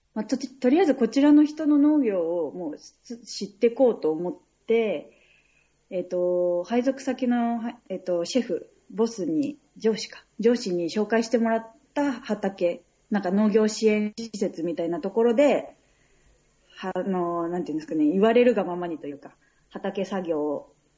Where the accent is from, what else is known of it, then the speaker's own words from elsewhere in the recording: Saitama, Japan; 地元は大宮だった